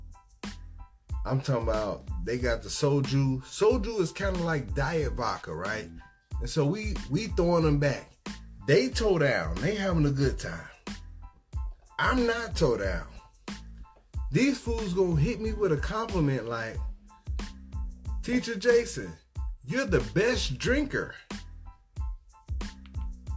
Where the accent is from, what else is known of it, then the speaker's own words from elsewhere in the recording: Chicago, Illinois, United States; moved away; also born or lived in Arkansas; I'm from Chicago, moved here from Arkansas